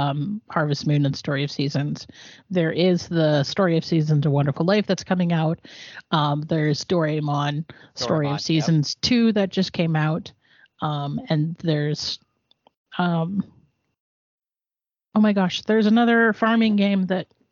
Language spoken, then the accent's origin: English; Canada; I'm Canadian